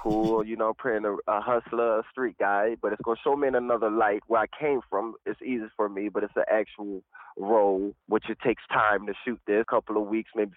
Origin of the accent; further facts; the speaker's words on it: Atlanta, Georgia, United States; moved away as an adult; now in Los Angeles, United States; I was raised in Atlanta, but I was born in Atlantic City, New Jersey